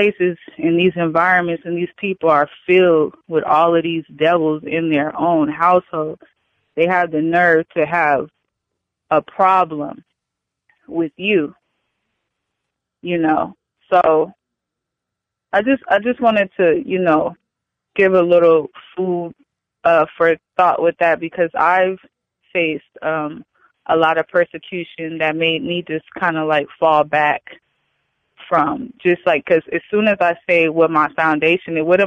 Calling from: California, United States; I'm calling from California

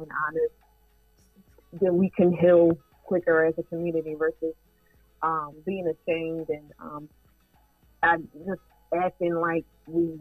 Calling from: Columbia, Maryland, United States; I'm calling from Columbia, Maryland

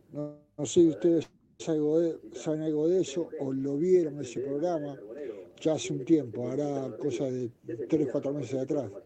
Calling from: Monte Grande, Buenos Aires Province, Argentina; Hola Ramiro … de Montegrande.

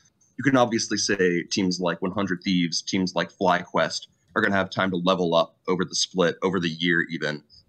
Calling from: New York City, New York, United States; Howdy, y'all. Coming from the Big Apple, New York City. Just moved up here recently, which is pretty hype.

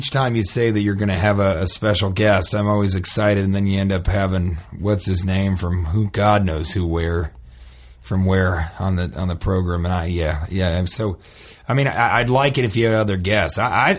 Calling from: Omaha, Nebraska, United States; Again, I would rather not, divulge that information, but let me just say it rhymes with Babaska.

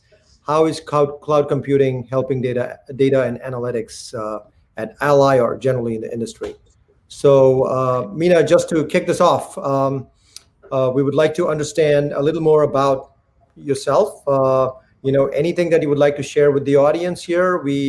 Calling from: New Jersey, United States; I'm calling from New Jersey.

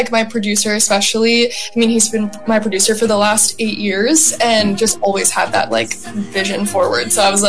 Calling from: Los Angeles, California, United States; I'm joining us from Los Angeles, and I've been really good.

